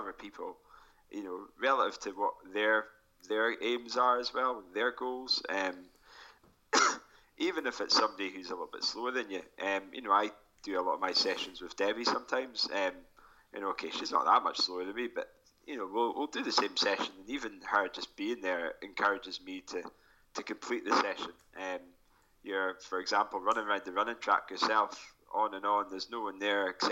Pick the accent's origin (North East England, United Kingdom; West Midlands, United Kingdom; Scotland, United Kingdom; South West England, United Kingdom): Scotland, United Kingdom; Forres; my hometown, the Forest 10K is going to be happening as well